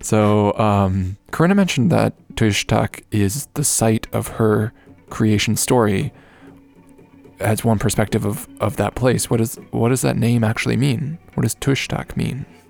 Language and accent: English; Canada; I'm Canadian